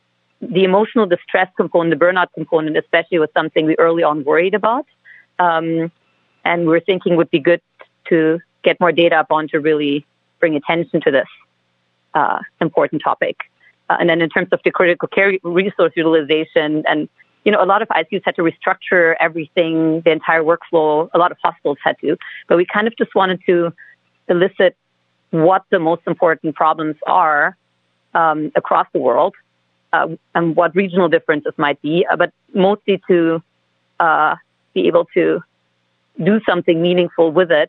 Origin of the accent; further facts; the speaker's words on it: Germany; I'm originally from Germany.